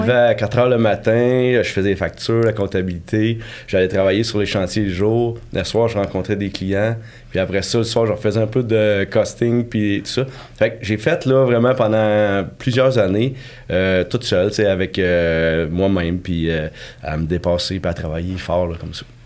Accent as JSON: {"language": "French", "town": "Victoriaville", "region": "Quebec", "country": "Canada", "tie": "born or raised there", "also_born_or_lived": "Sherbrooke", "moved": "yes", "said": "moi je suis de Victoriaville en fait, je suis natif de là."}